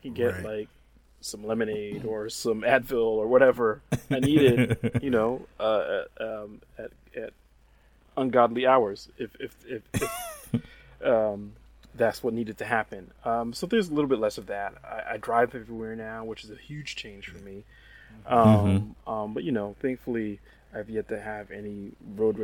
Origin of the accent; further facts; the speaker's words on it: New York, United States; moved away as an adult; now in Texas, United States; I'm a born and bred New Yorker